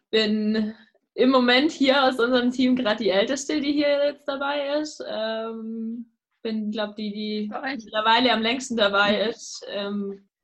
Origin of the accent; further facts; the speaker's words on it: Baden-Württemberg, Germany; born there; ich bin 23 und komme gebürtig aus der Nähe von Schwäbisch Gmünd, wohne jetzt aber am Chiemsee